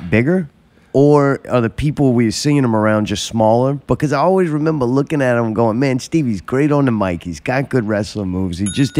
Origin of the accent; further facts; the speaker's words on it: Baton Rouge, Louisiana, United States; You know what I'm going to be? I'm from Baton Rouge. I'm going to be camouflage pants.